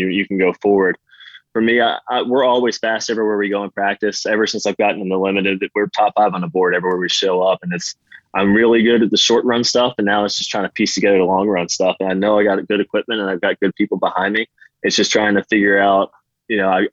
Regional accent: Martinsburg, West Virginia, United States; I'm a West Virginia kid. I'm born and raised in West Virginia, and I love that area to death

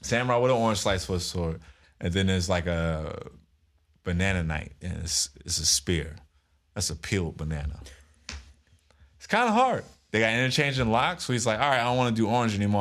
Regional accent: United States

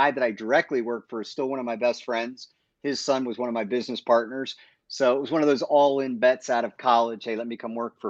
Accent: Maryland, United States; also born or lived in Bronx, New York / Pennsylvania; Most of my remembering was, you know, through high school and middle school in Maryland

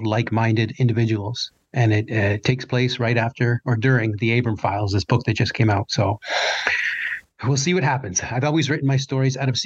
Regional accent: Canada; I'm Canadian

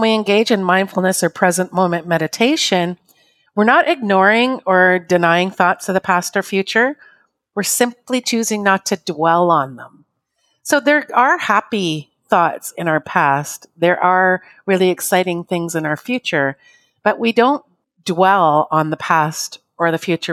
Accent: Canada; I'm Canadian

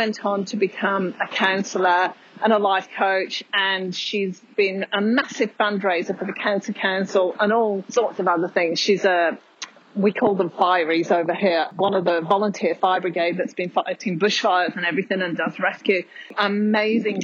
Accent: United Kingdom; now in Australia; I'm British

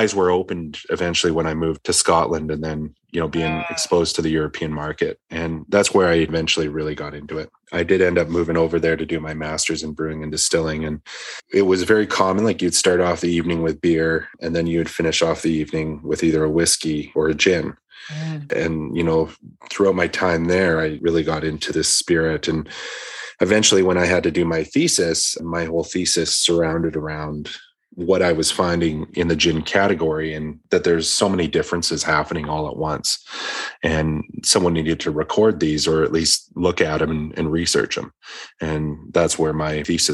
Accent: Victoria, British Columbia, Canada; moved away; also born or lived in Edmonton, Alberta; I was growing up in Victoria at the time

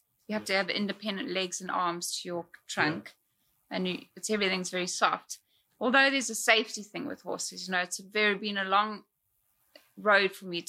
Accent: South Africa; moved away; growing up in South Africa, it's like life is harder there

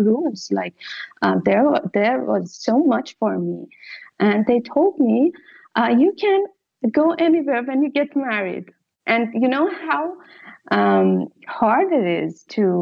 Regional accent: Iran; moved away as an adult; now in Italy; as a woman that I grew up in Iran

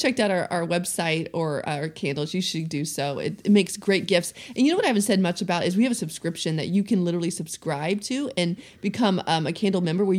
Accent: the South, United States; accent: Southern twang; You know, I was raised in the South. Let's just blame it on the Southern twang that's somewhere inside there.

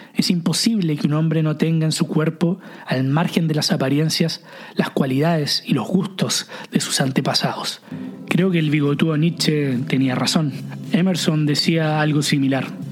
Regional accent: Chile; moved away as an adult; also born or lived in Viña del Mar, Chile / south of France; cuando vine a Francia siendo chileno

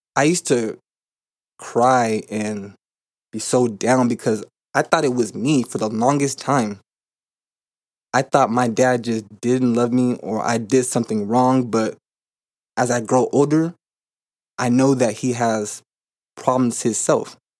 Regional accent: California, United States; moved away as an adult; now in Arizona, United States; I currently live in Arizona. I'm from California, and, um, when I was home, I had fifty-fifty custody of my son

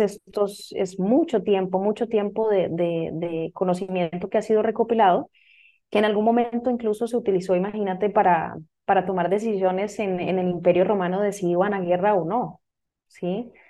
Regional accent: Costa Rica; moved away; yo soy de Costa Rica, soy original de Costa Rica.

